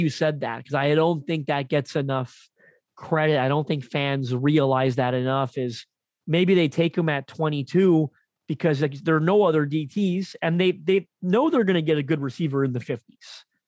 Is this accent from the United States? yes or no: no; Canada; I'm Canadian